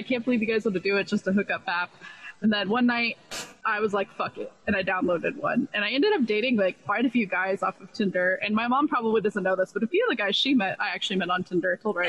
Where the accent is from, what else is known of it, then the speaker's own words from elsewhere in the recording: Round Rock, Texas, United States; moved away as an adult; now in Arizona, United States; I remember moving to Round Rock